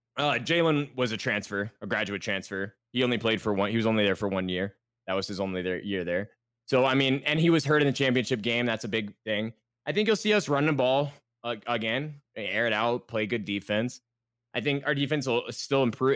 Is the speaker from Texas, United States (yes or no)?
yes; Texas, United States